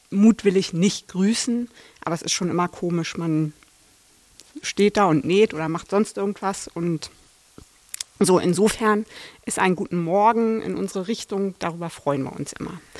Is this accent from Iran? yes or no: no; Berlin, Germany; ich komme aus Berlin.